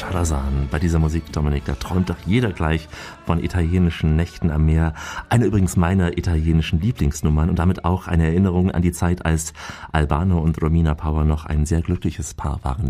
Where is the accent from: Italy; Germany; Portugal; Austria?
Austria; bei uns in Österreich